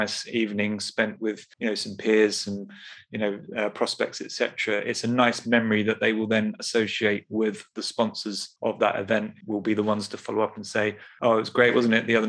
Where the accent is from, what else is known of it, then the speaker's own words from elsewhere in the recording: United Kingdom; I grew up near London